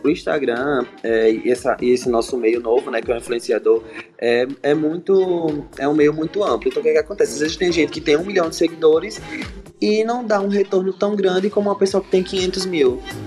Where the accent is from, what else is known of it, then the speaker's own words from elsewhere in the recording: Maceió, Alagoas, Brazil; moved away as an adult; also born or lived in Florianópolis / Rio de Janeiro; now in São Paulo, Brazil; Sou de Maceió, Alagoano. Nordeste, tô morando em São Paulo agora